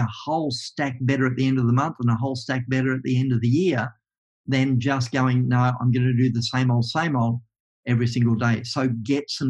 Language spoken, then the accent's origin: English; Tasmania, Australia; I'm a kid from Tasmania